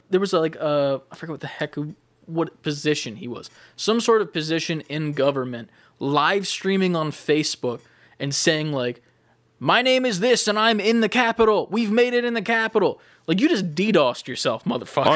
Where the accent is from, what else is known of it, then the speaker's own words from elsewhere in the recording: United States; we are American